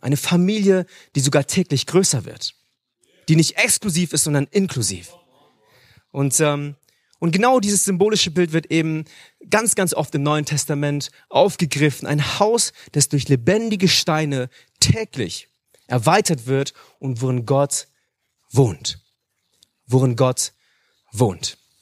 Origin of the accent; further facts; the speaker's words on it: Hanover, Lower Saxony, Germany; moved away as an adult; now in Munich, Germany; Ich bin aber in Hannover geboren, dort aufgewachsen, lebe jetzt in München